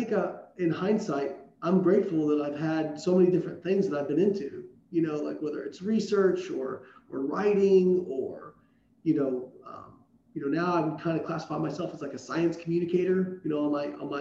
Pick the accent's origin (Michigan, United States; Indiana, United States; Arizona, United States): Indiana, United States; Southern; moved away; I grew up in Southern Indiana. Like, where I was from, people didn't move away.